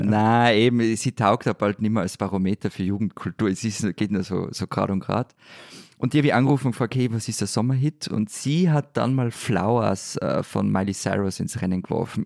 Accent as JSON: {"language": "German", "country": "Austria", "said": "Ich bin Österreicher"}